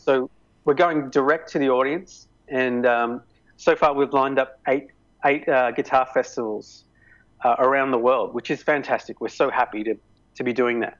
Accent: Melbourne, Victoria, Australia; my hometown

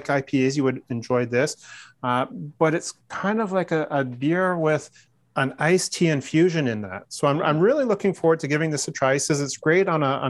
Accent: Newmarket, Ontario, Canada; the Market Brewing Company out of Newmarket, Ontario. My hometown.

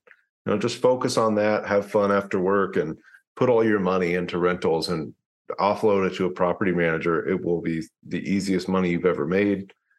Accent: Louisville, Kentucky, United States; moved away; I'm from Louisville, Kentucky originally. I invest in Louisville.

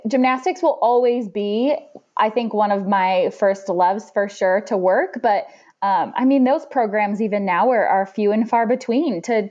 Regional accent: Sturgis, Michigan, United States; moved away as an adult; also born or lived in Grand Valley State University, Michigan; now in Indiana, United States

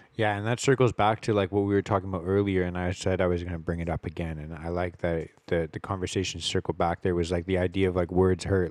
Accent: Richmond, British Columbia, Canada; I grew up here in Richmond

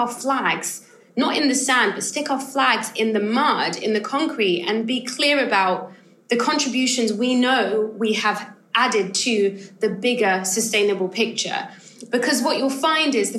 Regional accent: United Kingdom; I'm a British-born Ghanaian, so I have like a slightly different kind of perspective too, because I'm kind of second generation. My family moved over to the UK

